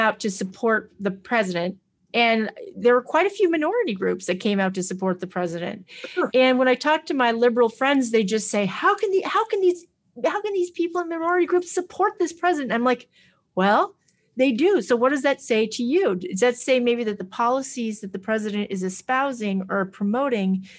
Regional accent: Stockton, California, United States; I grew up in Stockton, California

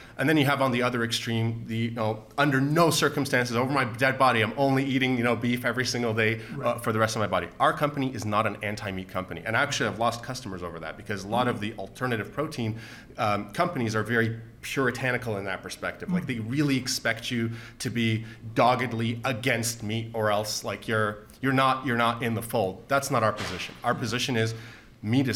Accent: Canada; our status as Canadian citizens

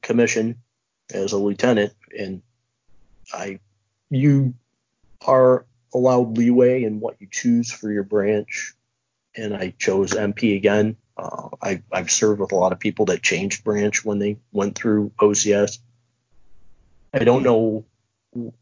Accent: Montana, United States; I'm from Montana.

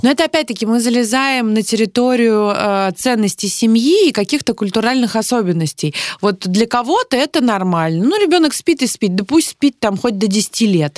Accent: Saint Petersburg, Russia; Я из Петербурга

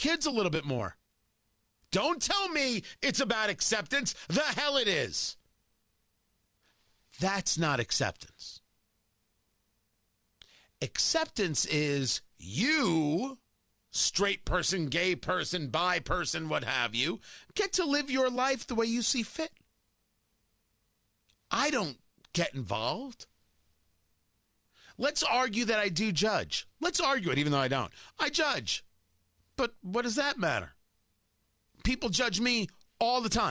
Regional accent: New Jersey, United States; I grew up in New Jersey and went to high school in New Jersey

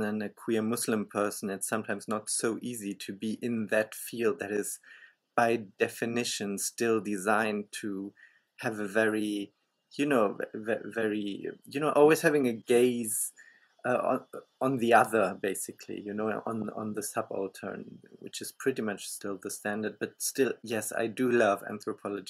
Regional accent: Germany; I grew up in Germany, and I still live in Germany

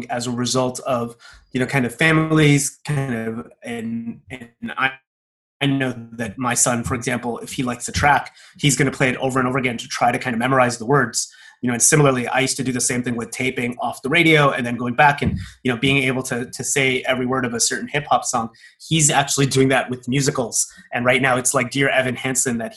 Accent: Toronto, Ontario, Canada; moved away; From my hometown, for example, in Toronto

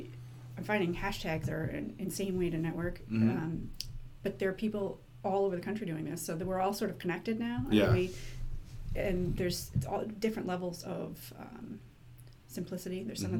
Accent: Merrimack, New Hampshire, United States; I am from Merrimack.

